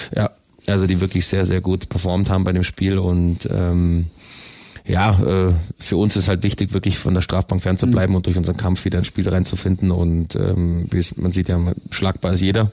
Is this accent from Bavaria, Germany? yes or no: yes; Königsbrunn, Bavaria, Germany; Also ich bin in Königsbrunn aufgewachsen